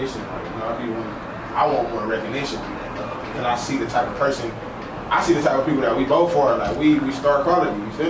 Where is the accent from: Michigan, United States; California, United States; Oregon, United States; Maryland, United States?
California, United States; Los Angeles; I'm from Los Angeles, California